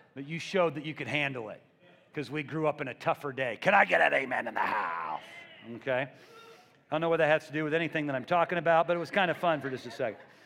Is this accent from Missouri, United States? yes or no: yes; Missouri, United States; I'm from the Midwest. I'm from Missouri.